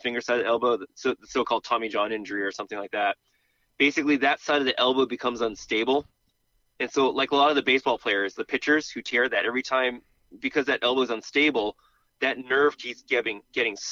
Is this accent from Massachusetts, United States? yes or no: yes; Boston, Massachusetts, United States; I grew up in New England in Boston, where it was always kind of like wet, muddy grass